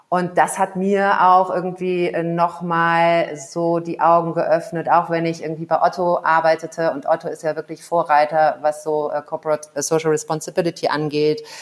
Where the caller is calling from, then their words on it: Kigali, Rwanda; Ich äh, bin zugeschaltet aus äh, Kigali, das ist die Hauptstadt äh, von Ruanda liegt in ähm, Ostafrika, ist äh, ja ein bisschen kleiner als Belgien.